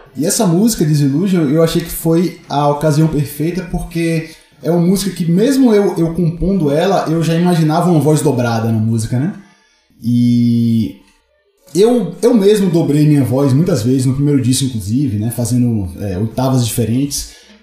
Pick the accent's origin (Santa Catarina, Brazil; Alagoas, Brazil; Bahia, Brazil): Bahia, Brazil; Salvador; now in São Paulo, Brazil; Salvador é meu quintal, né? É onde eu cresci no rock lá